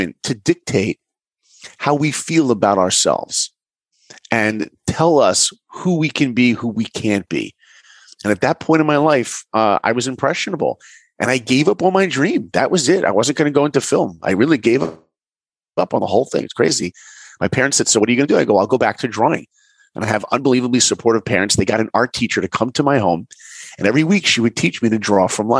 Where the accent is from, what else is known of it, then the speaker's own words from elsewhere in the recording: New York, United States; moved away as an adult; also born or lived in Orlando; I grew up in New York.